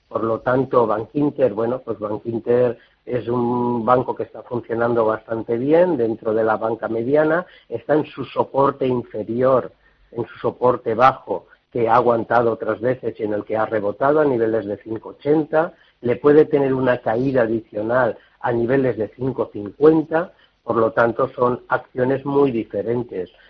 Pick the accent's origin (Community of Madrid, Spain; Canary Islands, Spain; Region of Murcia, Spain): Community of Madrid, Spain; Madrid; de Madrid.